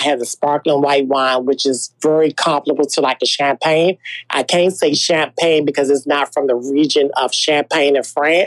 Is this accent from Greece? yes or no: no; Washington, District of Columbia, United States; Born and raised in Washington, D.C.